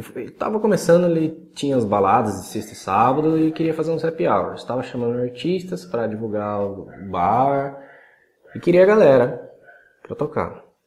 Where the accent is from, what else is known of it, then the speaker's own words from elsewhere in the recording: Salto, São Paulo, Brazil; also born or lived in Cotia, São Paulo / Vargem Grande Paulista, São Paulo; a gente voltou para a cidade de Salto, no interior de São Paulo, que é onde eu estou até hoje.